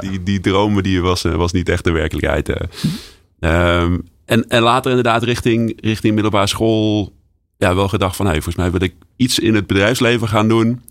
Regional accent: Nijmegen, Gelderland, Netherlands; als Nijmegenaar

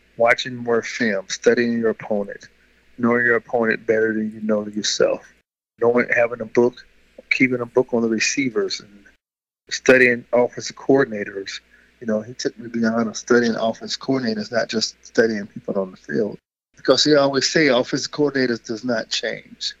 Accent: Louisville, Kentucky, United States; moved away; also born or lived in Houston, Texas; growing up in Louisville

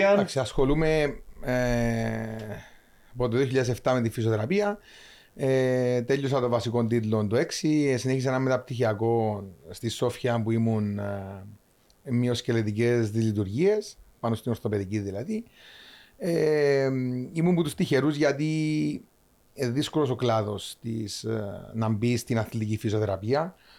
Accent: Cyprus; moved away; also born or lived in Larnaca; Είμαι λεμεσανοπαφίτης

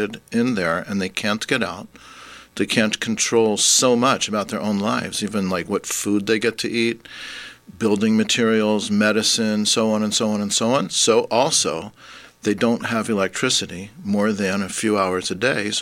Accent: Vancouver, British Columbia, Canada; moved away as an adult; now in Hamilton, Canada; I'm actually from Vancouver

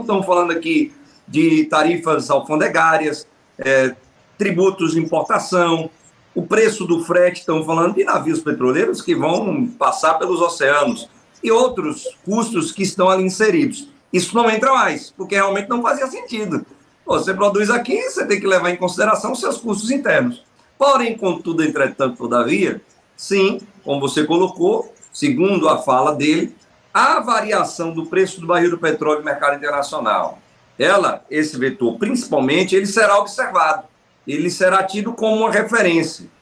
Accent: Northeast Region, Brazil; Eu sou do Nordeste

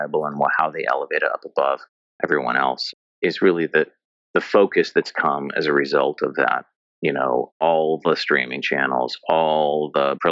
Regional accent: United States; as an American kid

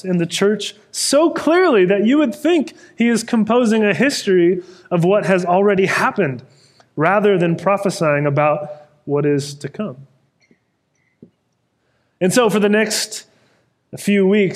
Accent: Sacramento, California, United States; moved away; the church I grew up in Sacramento.

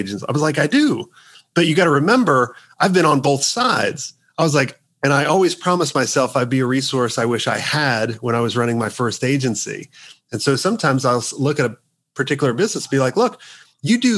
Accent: United States; I'm the only token American right now.

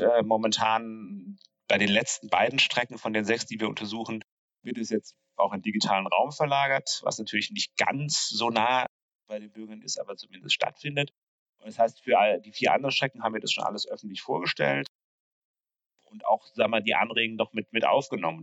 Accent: Neustadt an der Weinstraße, Rhineland-Palatinate, Germany; moved away as an adult; also born or lived in Dresden; now in Berlin, Germany; meine Heimatstadt Neustadt an der Weinstraße in Rheinland-Pfalz

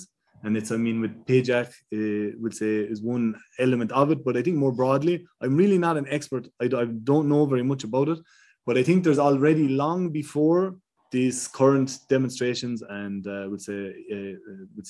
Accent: Ireland; I'm from Ireland, I'm not a Kurdish person

